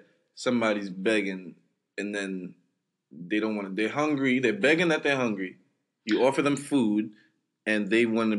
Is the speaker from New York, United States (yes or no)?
yes; New York City, New York, United States; I'm from Brooklyn.